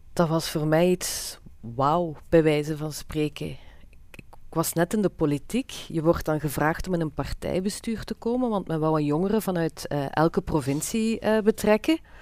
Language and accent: Dutch; Limburg, Flanders, Belgium; bij ons in Limburg